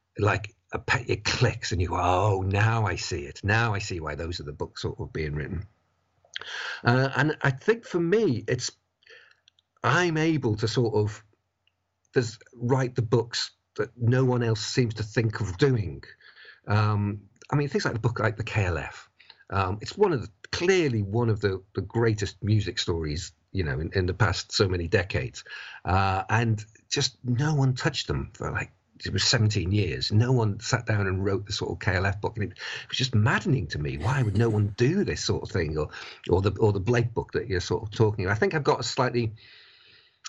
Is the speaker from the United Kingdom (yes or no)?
yes; Buckley, Wales, United Kingdom; I grew up in North Wales. I went to a comprehensive school called Elvid High School in Buckley